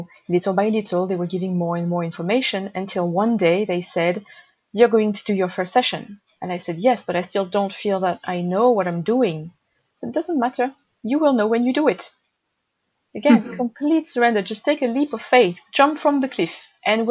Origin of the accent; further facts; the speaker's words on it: Marseille, Provence-Alpes-Côte d'Azur, France; moved away; also born or lived in Japan; near my hometown Marseille.